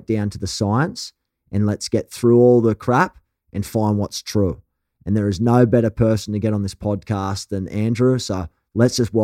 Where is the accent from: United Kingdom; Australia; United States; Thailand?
Australia; accent: thick, rough Australian; your thick, rough Australian accent